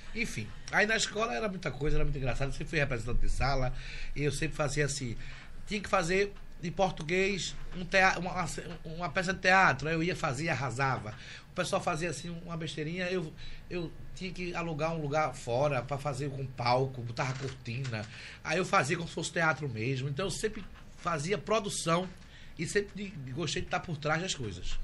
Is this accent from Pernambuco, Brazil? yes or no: yes; Recife, Pernambuco, Brazil; also born or lived in Jaboatão dos Guararapes / Germany; hoje eu tenho 42 anos e nasci em Recife.